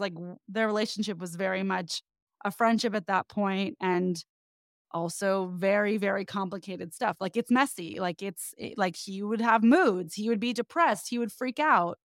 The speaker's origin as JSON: {"language": "English", "area": "the Bay Area", "region": "California", "country": "United States", "moved": "yes", "lives_now": "Los Angeles, United States", "said": "I'm from the Bay, I've been in L A a long time now"}